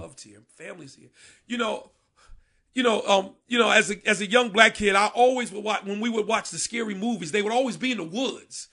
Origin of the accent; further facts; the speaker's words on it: Paterson, New Jersey, United States; now in Camden, United States; I'm from Patterson, which is like Camden North